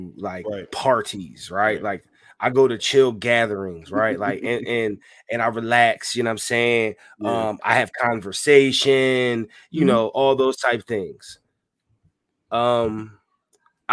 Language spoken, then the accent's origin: English; Philadelphia, Pennsylvania, United States; I'm from Philly